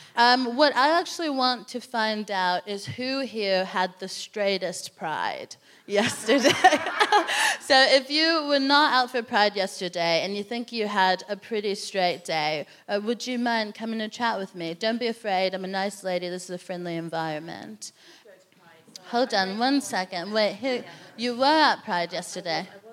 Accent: United States; moved away; I'm from America

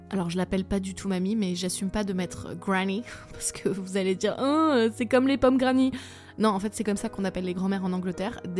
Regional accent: southern France, France; accent: southern French; l'accent du sud, bordel si je dois mettre un euro dans une tirelire pour, euh, pour toutes les fois où je parle avec un accent du sud

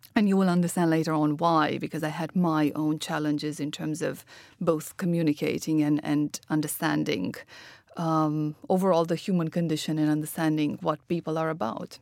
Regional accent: Romania; moved away; I'm originally from Romania, uh, was born to a father quantum physicist and a mother entrepreneur.

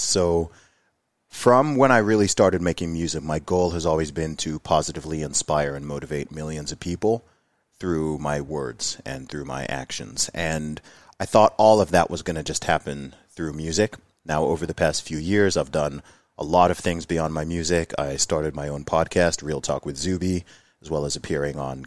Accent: Saudi Arabia; moved away as an adult; also born or lived in Luton, United Kingdom; I was born in Luton, but I didn't grow up there. I grew up in Saudi Arabia, in the Middle East. I lived there for 20 years

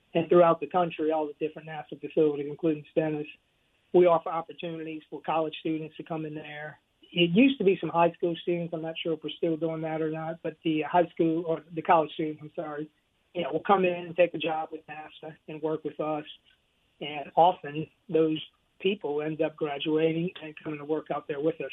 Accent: Louisiana, United States; I'm from originally from Louisiana

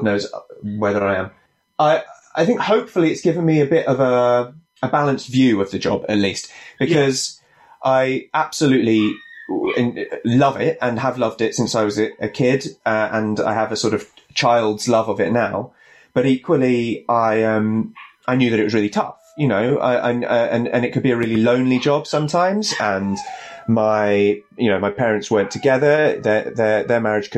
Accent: Stratford-upon-Avon, West Midlands, United Kingdom; I grew up in Stratford-upon-Avon, which is Shakespeare's, yeah, hometown

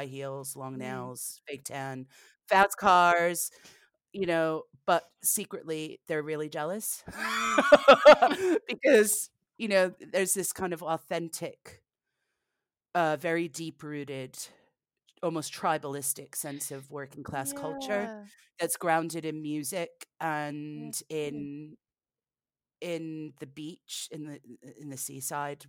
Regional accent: New Jersey, United States; I grew up in New Jersey

